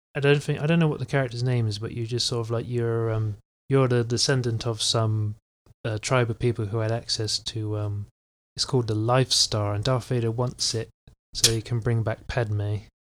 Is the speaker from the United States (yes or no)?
no; England, United Kingdom; I'm English